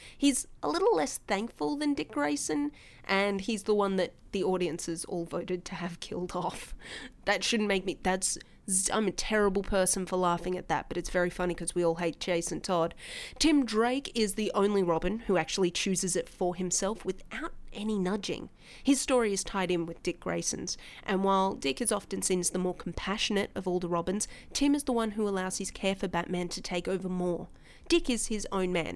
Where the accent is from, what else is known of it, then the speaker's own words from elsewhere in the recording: Australia; accent: Australian; people in Meet Space started telling me I was noticeably Australian